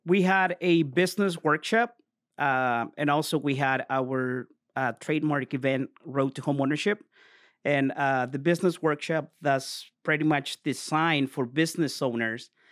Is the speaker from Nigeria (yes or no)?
no; Mexico; moved away; born and raised in Mexico.